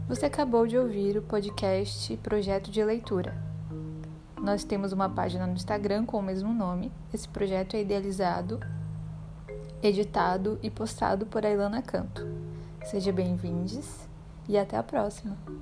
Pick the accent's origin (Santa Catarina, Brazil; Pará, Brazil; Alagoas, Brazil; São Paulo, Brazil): Pará, Brazil; Belém; now in Salvador, Brazil; Sou paraense de nascimento, nasci em Belém do Pará